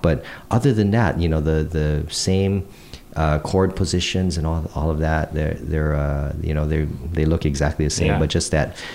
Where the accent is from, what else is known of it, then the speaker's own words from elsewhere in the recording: Hawaii, United States; growing up in Hawaii